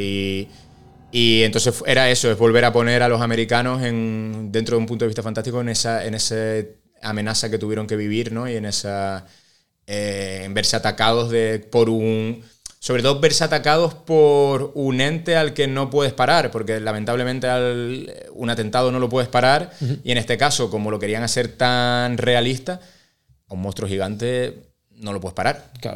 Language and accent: Spanish; Spain; nosotros como, españoles